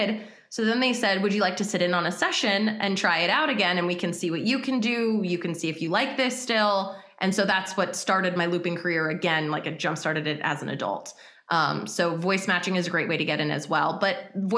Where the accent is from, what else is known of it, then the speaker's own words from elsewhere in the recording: United States; I'm American